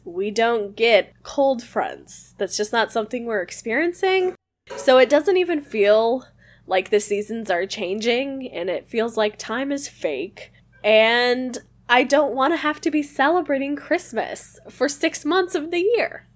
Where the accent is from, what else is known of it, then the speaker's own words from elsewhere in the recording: Midwest, United States; moved away; I am originally from the Midwest